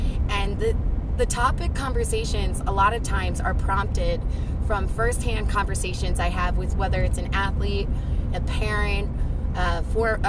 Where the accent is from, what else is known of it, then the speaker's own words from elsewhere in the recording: New Jersey, United States; my experience playing ball, growing up in South Jersey and continuing to play ball collegiately in Jersey